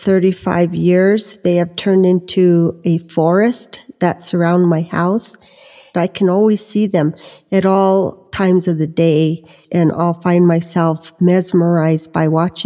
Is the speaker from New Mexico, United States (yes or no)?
yes; Santa Clara Pueblo, New Mexico, United States; from Santa Clara Pueblo, located in northern New Mexico. and I live here on the reservation